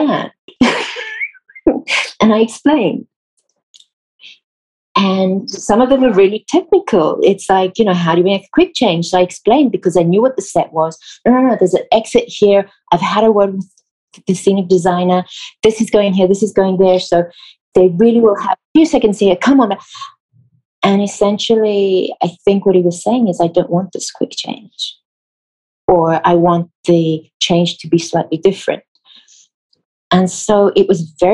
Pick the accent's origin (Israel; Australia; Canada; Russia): Israel; English is a second language; moved away as an adult; also born or lived in South Africa / United Kingdom; now in United States; I grew up in Israel all my life